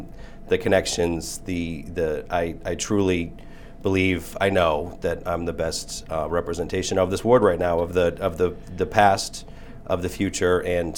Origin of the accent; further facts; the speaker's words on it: Quincy, Massachusetts, United States; I am a lifelong Quincy Point resident, lifelong Ward 2 resident. I grew up on Graham Street, and I currently own a home on Mount Street.